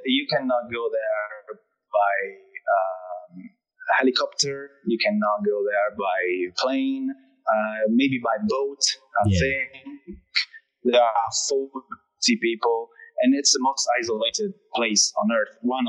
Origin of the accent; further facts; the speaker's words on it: Italy; accent: Italian; English is a second language; I'm Italian, so my accent is just changing every word.